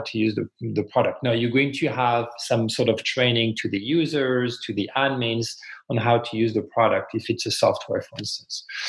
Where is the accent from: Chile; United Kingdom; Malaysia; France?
France; English is a second language; moved away as an adult; also born or lived in Montreal, Canada; now in United States; I'm originally from France and then moved to Canada when I was, I think, 28